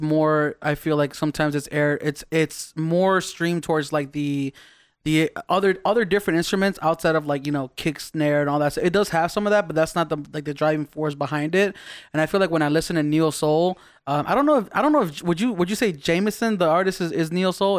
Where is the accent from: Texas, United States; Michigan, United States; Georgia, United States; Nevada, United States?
Nevada, United States; Las Vegas; also born or lived in East Los Angeles, United States / Baja California, Mexico; we moved to Vegas